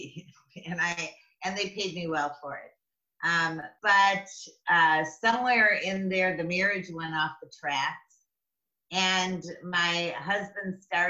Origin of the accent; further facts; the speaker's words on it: Midwest, United States; moved away as an adult; also born or lived in Amsterdam, Netherlands / Northern Kentucky / Atlanta; now in California, United States; from the Midwest girl, a large Catholic family